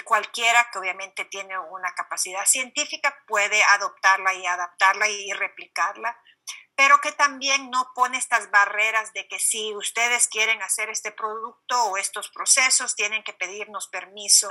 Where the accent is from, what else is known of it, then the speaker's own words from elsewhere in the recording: Honduras; moved away; creciendo en Honduras